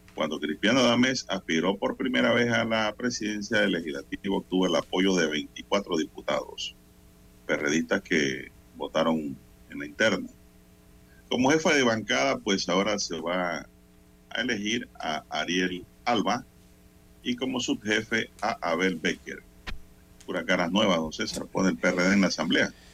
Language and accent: Spanish; Panama; como panameño